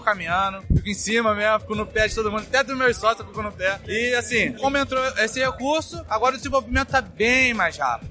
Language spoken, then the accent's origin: Portuguese; Rio de Janeiro, Brazil; eu sou do Rio de Janeiro